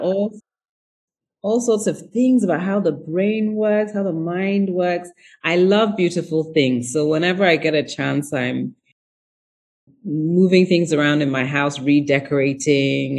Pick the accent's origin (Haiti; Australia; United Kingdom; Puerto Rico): United Kingdom; England; moved away as an adult; also born or lived in Ghana / United States; I had left when I was really young and uh, moved to England when I was 7 and then moved to the US when I was 18. Um, and very, I was always very proudly Ghanaian